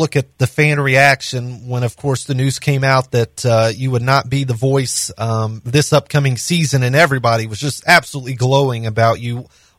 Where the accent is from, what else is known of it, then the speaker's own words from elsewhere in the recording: Nashville, Tennessee, United States; someone who was born and raised in Nashville, it's not the same Nashville when I was born.